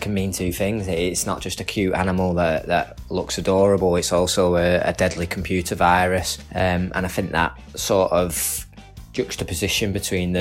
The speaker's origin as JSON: {"language": "English", "town": "Manchester", "region": "North West England", "country": "United Kingdom", "said": "We're a band from Manchester."}